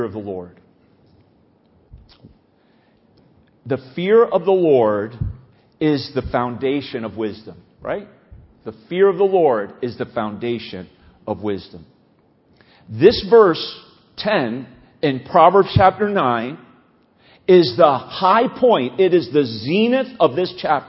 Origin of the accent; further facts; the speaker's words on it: New Jersey, United States; I grew up here in New Jersey